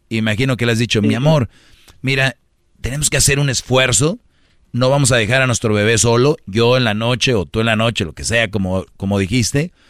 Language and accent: Spanish; Guanajuato, Mexico; now in Las Vegas, United States; Soy de soy de Guanajuato, saludos, lo escuchamos aquí en Santana